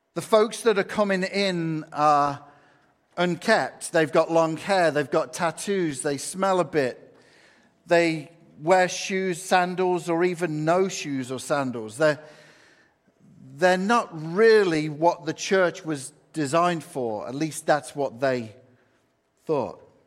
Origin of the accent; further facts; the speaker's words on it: England, United Kingdom; now in United States; I'm from England